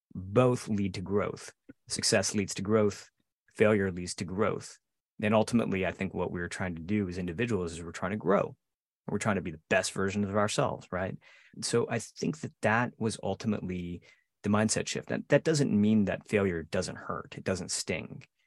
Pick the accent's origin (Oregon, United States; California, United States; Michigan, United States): Michigan, United States; outside of Detroit; I grew up outside of Detroit, not far from you, Joe, and we both bonded over our, sort of our Detroit area roots